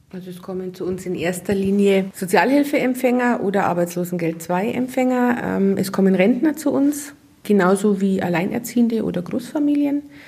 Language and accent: German; Munich, Bavaria, Germany; now in Trostberg, Germany; ich komme aus München